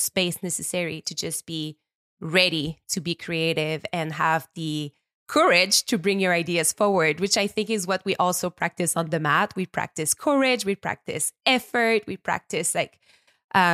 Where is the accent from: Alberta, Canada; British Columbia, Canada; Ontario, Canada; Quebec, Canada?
Quebec, Canada; small town in; accent: French Canadian; English is a second language; also born or lived in Montreal; now in Quebec, Canada; I'm a French Canadian. I was based in Montreal for the past 15 years, but I just bought a house up north. I am from nature. I'm from a very small town in Quebec. I grew up by the water